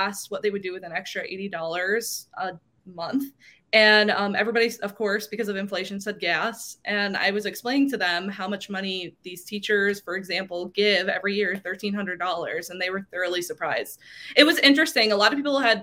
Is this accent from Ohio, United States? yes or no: yes; Cleveland, Ohio, United States; I'm actually from Cleveland, Ohio. So I'm about an hour from Cleveland